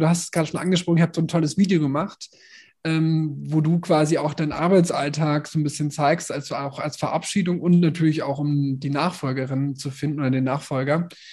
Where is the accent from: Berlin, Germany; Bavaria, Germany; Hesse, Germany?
Bavaria, Germany; Nuremberg; moved away; ich komme aus Nürnberg